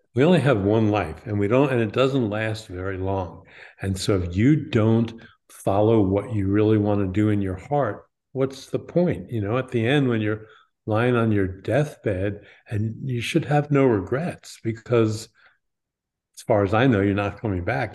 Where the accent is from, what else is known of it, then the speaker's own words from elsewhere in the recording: New York, United States; I grew up in New York.